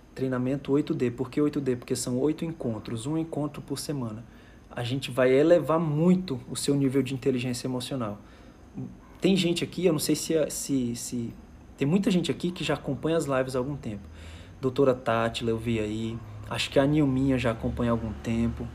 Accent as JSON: {"language": "Portuguese", "town": "Fortaleza", "region": "Ceará", "country": "Brazil", "also_born_or_lived": "Manaus", "moved": "as an adult", "said": "eu sou de Fortaleza, Ceará"}